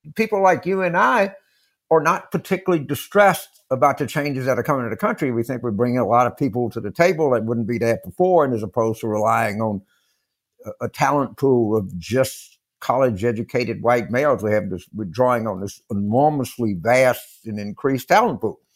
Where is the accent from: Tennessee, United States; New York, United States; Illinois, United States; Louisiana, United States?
Louisiana, United States; moved away; also born or lived in Pennsylvania; I grew up in Louisiana